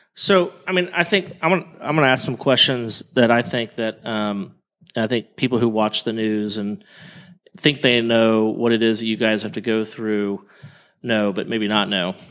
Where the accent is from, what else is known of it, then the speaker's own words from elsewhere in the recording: Oklahoma, United States; I'm from Oklahoma